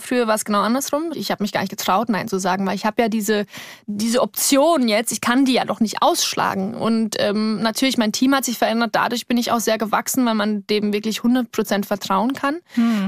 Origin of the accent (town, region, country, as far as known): Cham, Bavaria, Germany; born or raised there; moved away